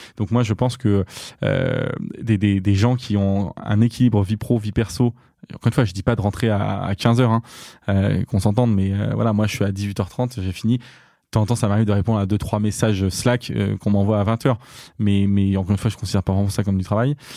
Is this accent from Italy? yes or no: no; Diors, Centre-Val de Loire, France; moved away; also born or lived in Châteauroux / Marseille; je suis né à Châteauroux et j'ai grandi dans un village qui s'appelle Dior, à côté de Châteauroux